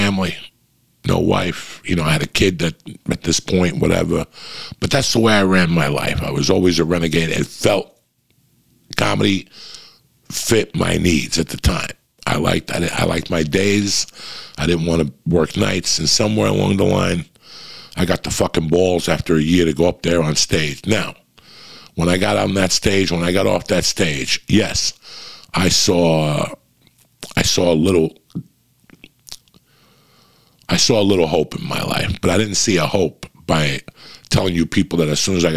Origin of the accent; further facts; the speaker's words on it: North Bergen, New Jersey, United States; moved away as an adult; also born or lived in Cuba; now in Los Angeles, United States; I come from North Bergen, New Jersey